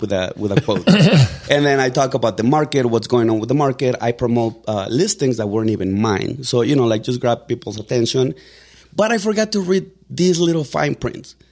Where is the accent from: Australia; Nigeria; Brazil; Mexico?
Mexico; English is a second language; now in Denver, United States; I was born in Mexico. I got here on September of two thousand and three.